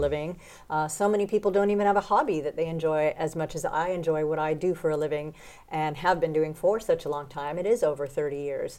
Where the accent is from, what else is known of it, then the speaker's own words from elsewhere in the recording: United States; moved away as an adult; also born or lived in New Orleans; now in Mexico; I live in Mexico, even though I'm an American